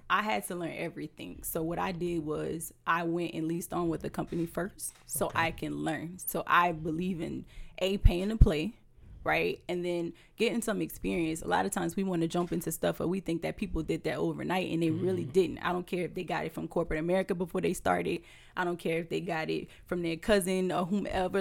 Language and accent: English; Houma, Louisiana, United States; moved away as an adult; now in Tampa, United States; I am originally from Houma, Louisiana. I've been in Tampa for seven years now